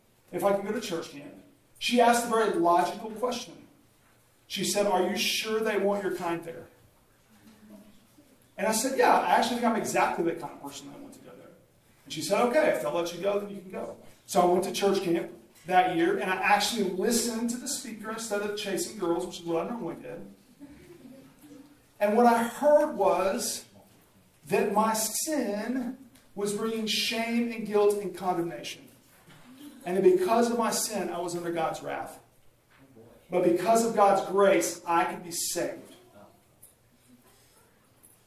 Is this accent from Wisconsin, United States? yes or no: no; Coweta, Oklahoma, United States; I grew up in Coweta, Oklahoma, which is a small town outside of Tulsa, Oklahoma. I grew up on a farm there, was raised in Coweta my entire life.